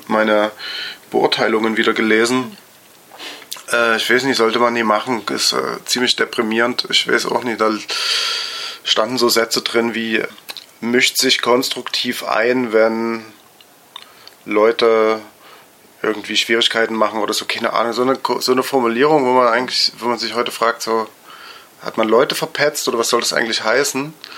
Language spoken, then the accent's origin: German; Dresden, Saxony, Germany; ich bin 1978 geboren in Dresden und auch dort aufgewachsen